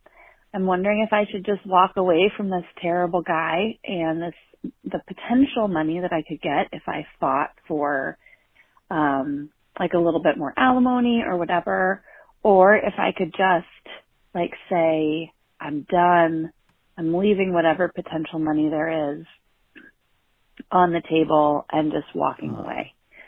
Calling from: San Francisco, California, United States; I'm … calling from San Francisco.

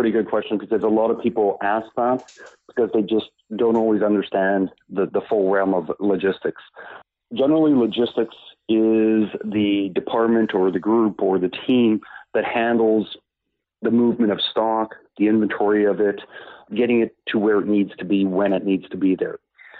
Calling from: Moncton, New Brunswick, Canada; I'm calling from Moncton, New Brunswick

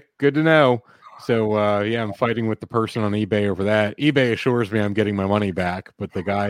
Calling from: Hershey, Pennsylvania, United States; calling from Hershey, Pennsylvania.

